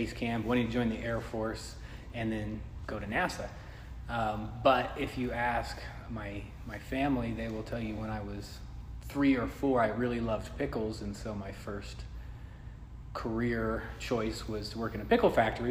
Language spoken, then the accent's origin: English; Aurora, Colorado, United States; also born or lived in Denver / Morrison / Lakewood / Arvada; I was born in Denver and then lived in Morrison, Lakewood, Arvada, and then Aurora, and then here.